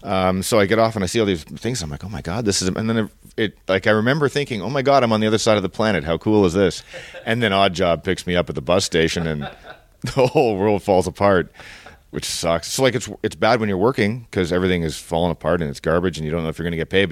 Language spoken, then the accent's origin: English; Toronto, Ontario, Canada; So I'm from downtown Toronto, and that's okay. Where I grew up.